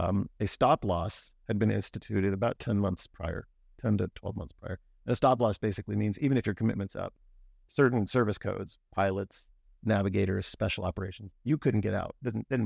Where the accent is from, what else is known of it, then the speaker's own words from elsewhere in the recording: Erie, Pennsylvania, United States; Yeah, so I grew up here in Erie, PA, went to Cathedral Prep for high school and graduated in 1989.